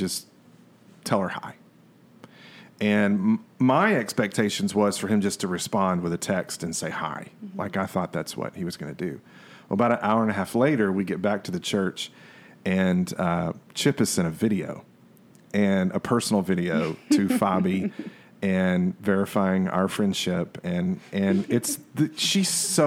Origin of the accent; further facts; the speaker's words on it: Waco, Texas, United States; we're from Waco